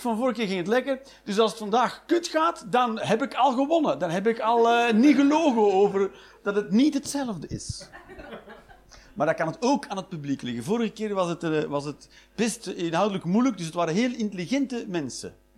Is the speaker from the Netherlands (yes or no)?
no; Flanders, Belgium; Ik ben een Vlaming